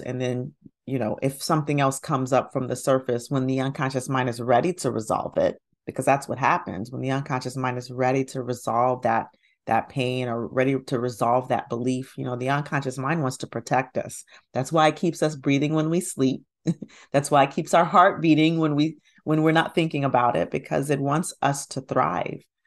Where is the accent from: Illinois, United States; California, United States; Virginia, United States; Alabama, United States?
Alabama, United States; Huntsville; now in Atlanta, United States; I grew up in Huntsville, Alabama.